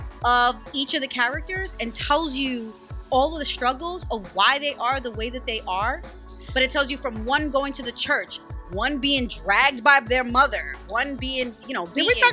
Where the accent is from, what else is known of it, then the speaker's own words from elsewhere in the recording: New York, United States; also born or lived in Guyana; Born in Guyana, raised in New York.